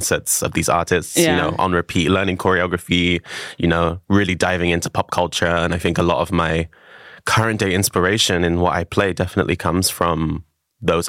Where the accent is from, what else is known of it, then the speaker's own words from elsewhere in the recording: London, United Kingdom; also born or lived in Hertfordshire; now in Berlin, Germany; Growing up for London and me was very isolated. I went to boarding school